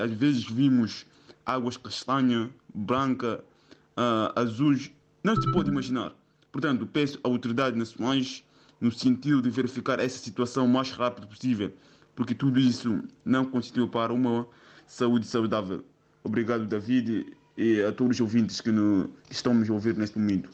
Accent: Angola; moved away; Eu, sendo angolano

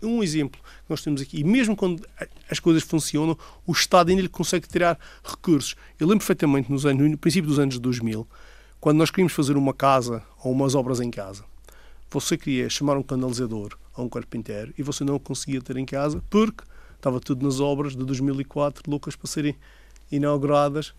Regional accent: Madeira, Portugal; o ambiente da minha terra

